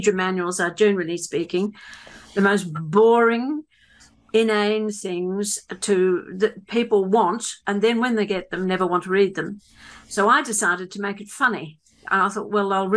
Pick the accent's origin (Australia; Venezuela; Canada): Australia; Sydney, New South Wales; also born or lived in Southern Highlands, New South Wales; now in Bowral, Australia; I was born in Sydney and grew up there